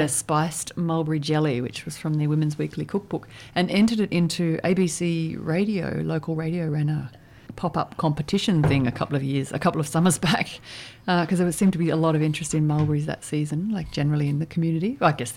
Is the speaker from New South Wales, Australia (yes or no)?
no; Victoria, Australia; growing up in Victoria